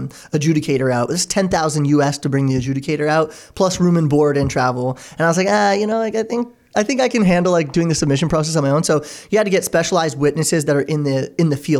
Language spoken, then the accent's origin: English; Oakville, Ontario, Canada; We grew up in Oakville together